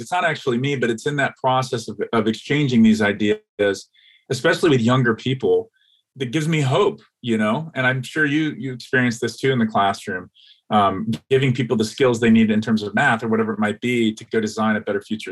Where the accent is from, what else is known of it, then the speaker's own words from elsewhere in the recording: Atlanta, Georgia, United States; moved away; I grew up in Atlanta, Georgia, in the South, the American South